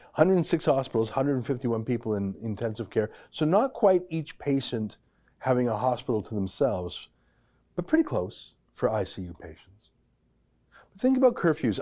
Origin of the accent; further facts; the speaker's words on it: Alberta, Canada; I'm from Alberta